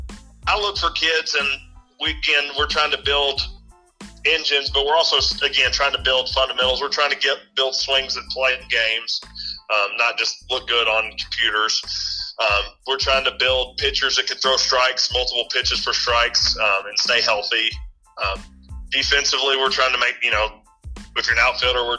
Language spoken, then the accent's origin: English; Spencer County, Kentucky, United States; I grew up in Spencer County, which is an 8th region school